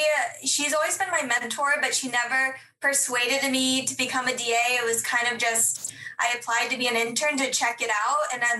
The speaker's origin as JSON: {"language": "English", "town": "San Diego", "region": "California", "country": "United States", "tie": "born or raised there", "also_born_or_lived": "Madison, Wisconsin / Minneapolis, Minnesota", "said": "I was born and raised in San Diego."}